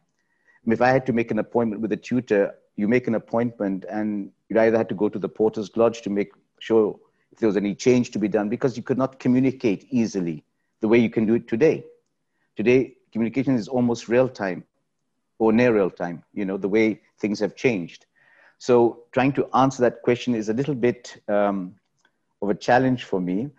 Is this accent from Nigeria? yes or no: yes; Nigeria; moved away as an adult; also born or lived in Suva, Fiji / Pakistan (parents); now in Dubai, United Arab Emirates; I grew up in Nigeria. So my formative years, from the age of two to eighteen, was in Nigeria.